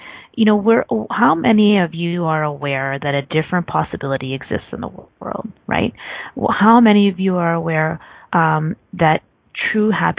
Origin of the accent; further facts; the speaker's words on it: Canada; I'm Canadian